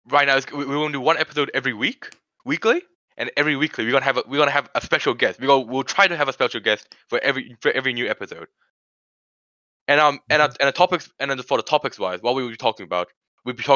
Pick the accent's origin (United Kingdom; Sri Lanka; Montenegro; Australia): Sri Lanka; born there; I was born in Sri Lanka